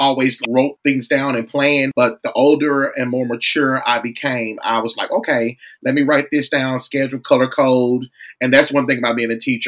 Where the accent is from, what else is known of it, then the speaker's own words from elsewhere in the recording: Wynne, Arkansas, United States; I was born and raised in Wynn, Arkansas, a very small city